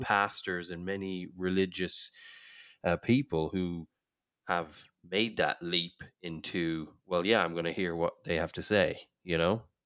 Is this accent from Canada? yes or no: no; Ireland; I grew up in Ireland